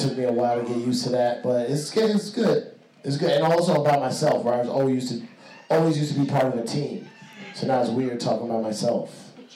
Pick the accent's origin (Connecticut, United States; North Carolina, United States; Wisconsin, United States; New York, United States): New York, United States; New York City; I'm Puerto Rican from the Bronx